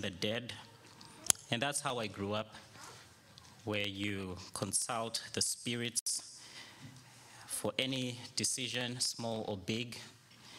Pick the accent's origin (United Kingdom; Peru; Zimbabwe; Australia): Zimbabwe; I was born and raised in Zimbabwe